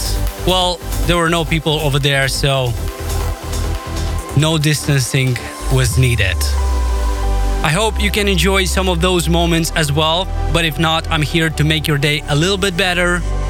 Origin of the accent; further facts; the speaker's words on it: Moldova; I'm still locked in my home country of Moldova.